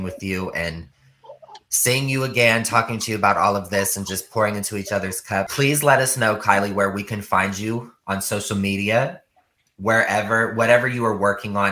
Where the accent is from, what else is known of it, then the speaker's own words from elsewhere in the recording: Ohio, United States; I'm from Ohio